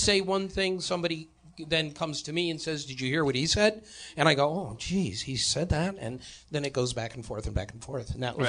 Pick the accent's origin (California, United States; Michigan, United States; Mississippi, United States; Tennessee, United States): Michigan, United States; Detroit; moved away; also born or lived in New York; I'm from Detroit.